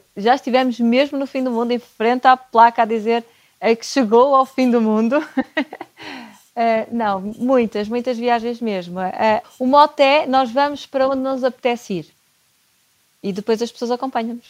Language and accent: Portuguese; Porto, Norte, Portugal; eu sou do Porto